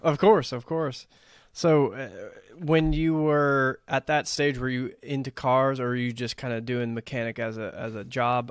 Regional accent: Texas, United States; also born or lived in Los Angeles area, California; now in California, United States; growing up in Texas

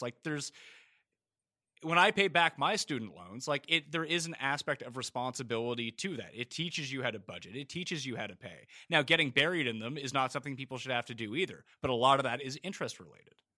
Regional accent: East Coast of Canada, Canada; accent: Canadian; I'm from the East Coast of Canada

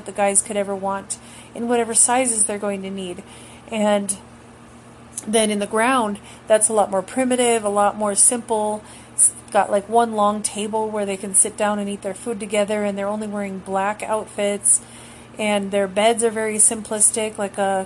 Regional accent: United States; as an American in the U.S., being raised here in the North American continent my whole life

